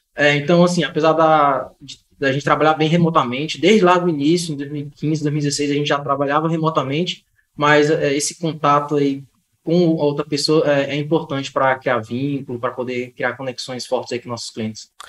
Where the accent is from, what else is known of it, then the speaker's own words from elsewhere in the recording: Ceará, Brazil; Gosto da minha terrinha aqui, minha segurança aqui no, no interior